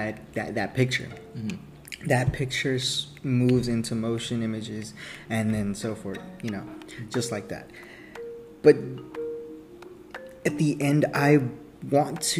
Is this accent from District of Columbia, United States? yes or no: no; Columbus, Ohio, United States; also born or lived in Mexico; I was brought to Columbus, actually, and I stayed here all my life. So through elementary school, middle school, and high school, I lived here.